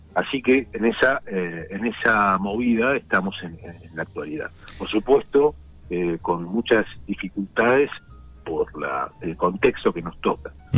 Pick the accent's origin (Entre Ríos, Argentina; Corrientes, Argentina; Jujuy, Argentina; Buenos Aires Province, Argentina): Buenos Aires Province, Argentina; La Plata; soy aquí platense, nacido en La Plata